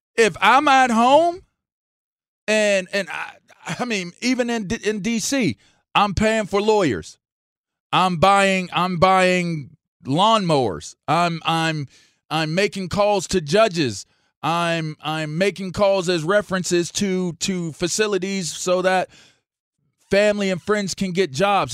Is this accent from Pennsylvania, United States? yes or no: yes; Pittsburgh, Pennsylvania, United States; also born or lived in Ross Township / Manchester, Pittsburgh; being a young man in Pittsburgh I grew up, I'm, I'm, I'm from East Hills